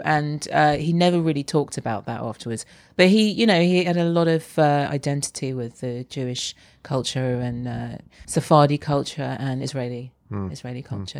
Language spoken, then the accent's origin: English; London, United Kingdom; Yeah. I feel strongly identified with London. Yeah.